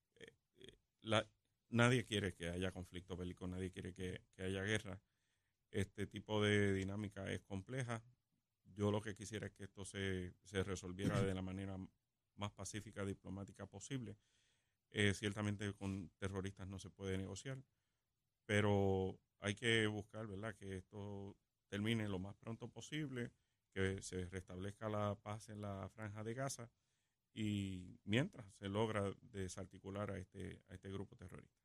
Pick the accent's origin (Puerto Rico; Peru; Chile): Puerto Rico